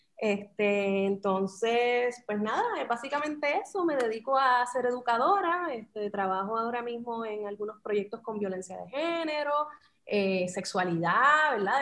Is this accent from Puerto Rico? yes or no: yes; Puerto Rico; soy puertorriqueña